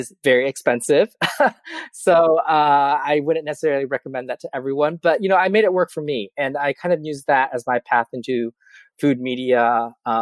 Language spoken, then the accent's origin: English; Twin Cities, Minnesota, United States; moved away as an adult; now in New York, United States; my hometown newspaper in the Twin Cities